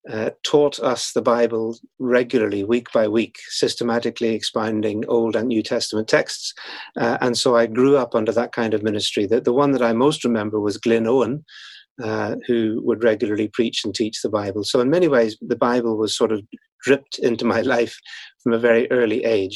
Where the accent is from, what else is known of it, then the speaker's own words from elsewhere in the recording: Northern Ireland, United Kingdom; as people can probably tell from my accent, at least a little bit that is left, I was born in Northern Ireland. That's where I grew up.